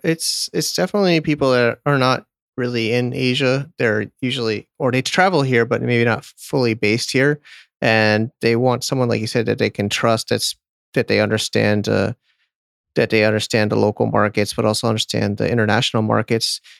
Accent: Connecticut, United States; moved away as an adult; also born or lived in San Diego, California; my hometown is Connecticut

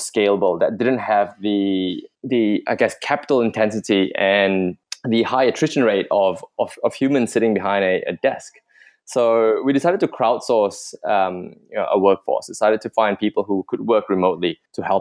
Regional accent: Australia; moved away as an adult; also born or lived in Malaysia; I'm Malaysian, born in Malaysia, grew up in Australia, did school over there

